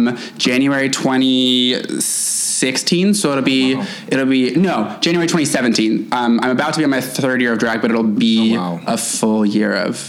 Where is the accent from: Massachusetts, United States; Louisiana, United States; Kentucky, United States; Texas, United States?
Kentucky, United States; Louisville; moved away as an adult; also born or lived in New York; I was born in Louisville, okay. And then I moved to New York, started doing drag in New York, and then my husband got a fancy job and was like, come back to Kentucky and follow me